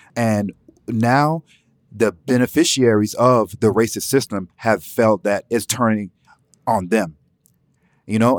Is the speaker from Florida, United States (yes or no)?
no; Atlanta, Georgia, United States; I'm from Atlanta, Zone Six.